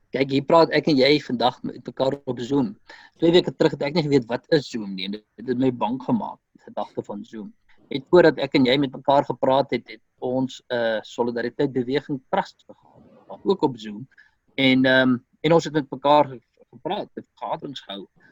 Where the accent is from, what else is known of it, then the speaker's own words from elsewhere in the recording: South Africa; ons as Afrikaner gemeenskap